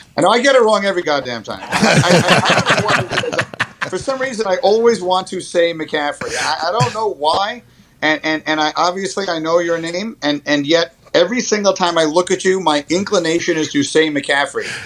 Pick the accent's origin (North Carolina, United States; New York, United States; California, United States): New York, United States; I grew up in New York in the 70s.